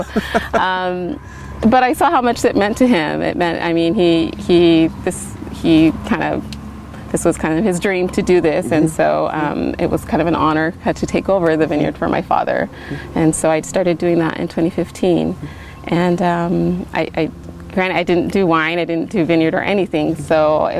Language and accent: English; Gaston, Oregon, United States; now in Dayton, United States; I grew up out in Gaston